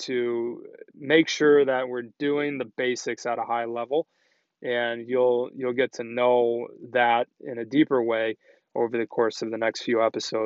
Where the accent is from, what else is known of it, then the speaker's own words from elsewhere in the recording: Chicago, Illinois, United States; also born or lived in Boston / Minnesota; So I grew up in Chicago